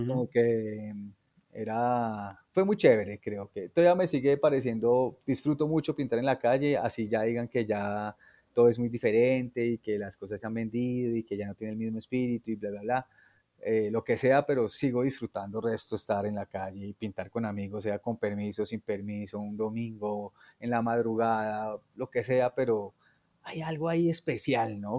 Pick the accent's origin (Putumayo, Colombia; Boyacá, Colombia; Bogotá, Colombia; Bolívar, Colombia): Bogotá, Colombia; yo nací en Bogotá.